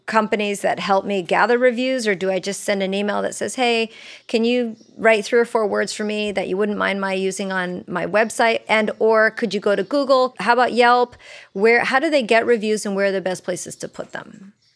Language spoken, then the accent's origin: English; Uruguay; I'm from Uruguay